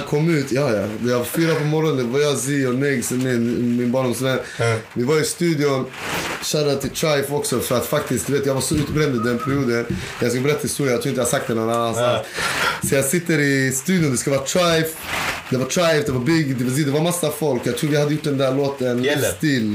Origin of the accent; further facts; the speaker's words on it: Uppsala, Uppsala County, Sweden; jag är från Uppsala